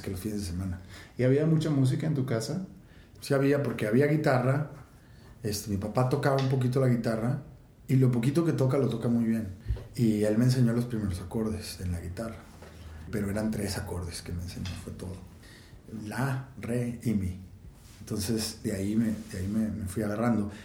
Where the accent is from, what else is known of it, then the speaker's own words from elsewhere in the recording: Monterrey, Nuevo León, Mexico; Nací y crecí aquí en Monterrey